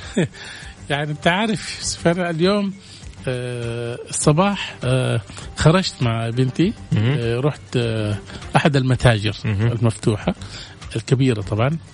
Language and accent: Arabic; Saudi Arabia; عندنا في السعودية